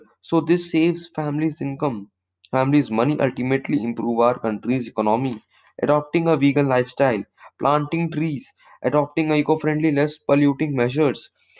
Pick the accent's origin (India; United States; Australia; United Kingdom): India